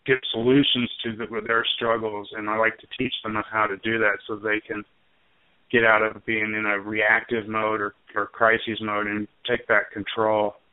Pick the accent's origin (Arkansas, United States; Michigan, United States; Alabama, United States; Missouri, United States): Arkansas, United States; as I mentioned, I I grew up in Arkansas